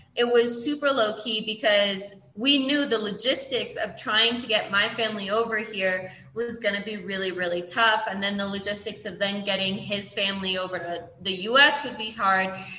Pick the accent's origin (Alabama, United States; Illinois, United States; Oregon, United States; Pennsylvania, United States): Illinois, United States; moved away as an adult; now in Kenya; I'm from Illinois